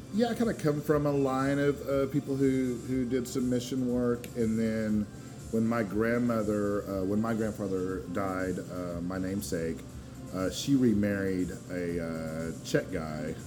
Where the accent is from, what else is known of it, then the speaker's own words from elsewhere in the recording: Asheville, North Carolina, United States; also born or lived in Edinburgh, Scotland; we moved to Asheville when I was only two months old, so I've been in North Carolina ever since